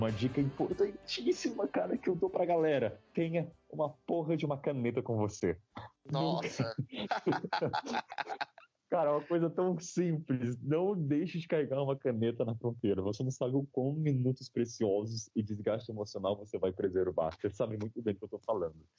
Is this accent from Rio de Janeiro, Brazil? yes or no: no; Taubaté, São Paulo, Brazil; Eu sou de Taubaté, uma cidade do interior, uh, de pra 300 mil habitantes